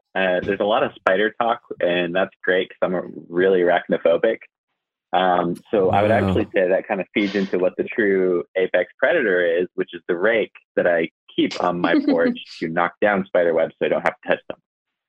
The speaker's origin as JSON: {"language": "English", "region": "California", "country": "United States", "tie": "born or raised there", "moved": "yes", "lives_now": "Asheville, United States", "said": "I was born in California, so I'm a weirdo."}